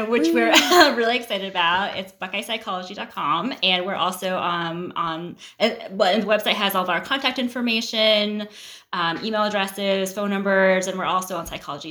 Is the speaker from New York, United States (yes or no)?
no; Ohio, United States; I grew up in Ohio, where I was like one of, or like just a handful of Asian kids.